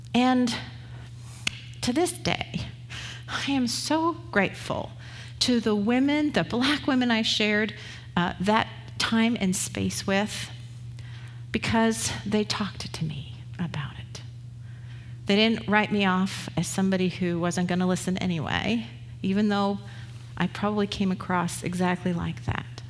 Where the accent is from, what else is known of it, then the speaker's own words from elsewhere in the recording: England, United Kingdom; also born or lived in Canada; now in United States; I was from England